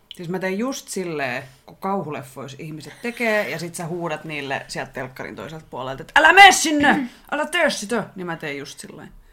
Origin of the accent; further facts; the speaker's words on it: Finland; olen Suomesta, joka on pieni kielialue ja pieni maa